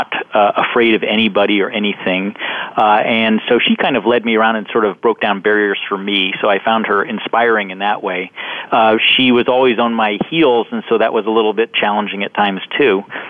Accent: London, United Kingdom; moved away; I actually spent a fair amount of my childhood growing up in London, England

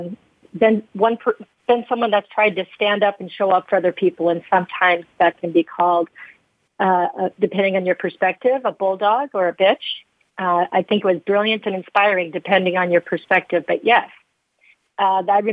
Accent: Carroll, Iowa, United States; I was born in Carroll, Iowa, a really great place to be from. As a small community, I was the fourth of five kids, born in a one-bedroom house

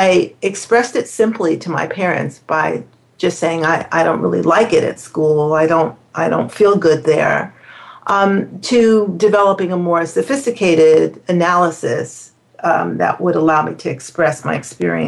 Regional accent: New York City, New York, United States; living and growing up in New York City

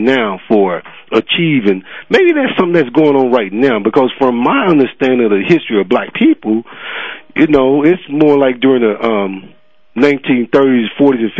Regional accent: Birmingham, Alabama, United States; I grew up in Birmingham, and I saw some different things. We were in an all-black school

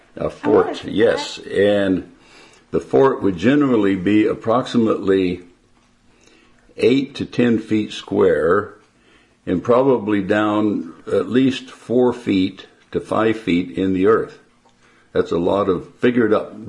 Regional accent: Porterville, California, United States; I was born near Porterville, California

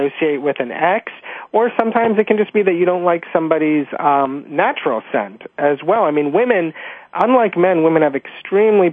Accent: New York, United States; I grew up in New York

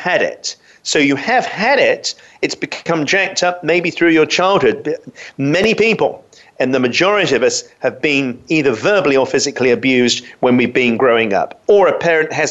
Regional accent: London, United Kingdom; I grew up in London

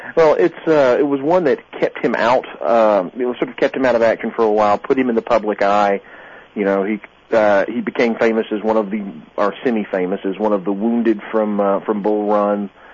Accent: South Georgia, United States; I grew up in South Georgia

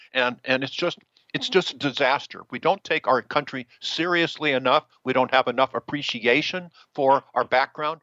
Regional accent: Washington, District of Columbia, United States; I was born in D.C.

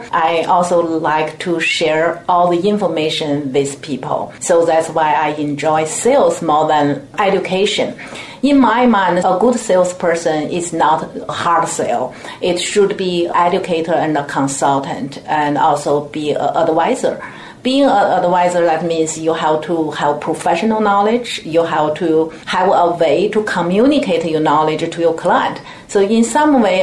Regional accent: China; moved away as an adult; also born or lived in Tianjin, China / Canada; now in United States; I came from China and I grew up there and went to college there

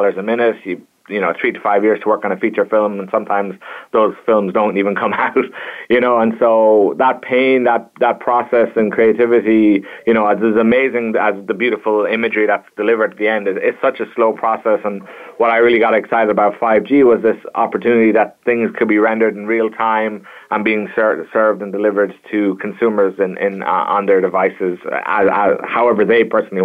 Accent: Kilkenny, Leinster, Ireland; moved away as an adult; also born or lived in Virginia, United States; I hail from Kilkenny, Ireland

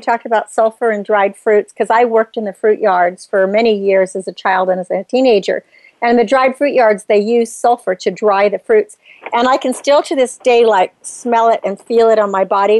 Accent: Napa Valley, California, United States; I grew up in Napa Valley

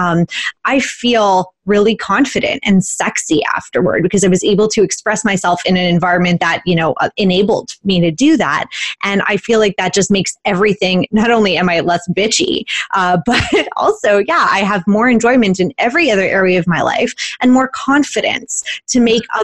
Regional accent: Canada; we're Canadian

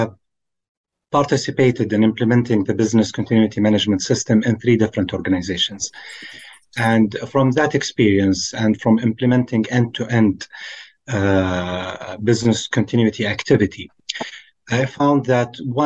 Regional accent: Saudi Arabia; I'm from Saudi Arabia

